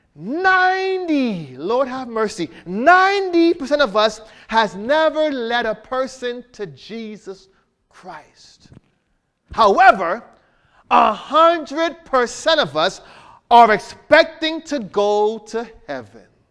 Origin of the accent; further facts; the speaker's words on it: Miramar, Florida, United States; moved away; I'm from Miami area, Miramar area.